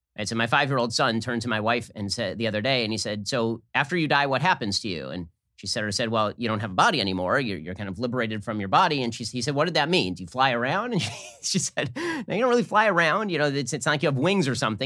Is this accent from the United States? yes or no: yes; United States; I'm from America